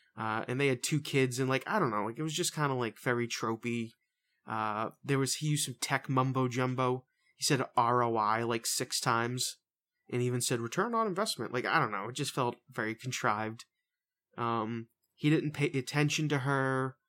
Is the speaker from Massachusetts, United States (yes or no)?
yes; Boston, Massachusetts, United States; I've always enjoyed that, even as a Bostonian.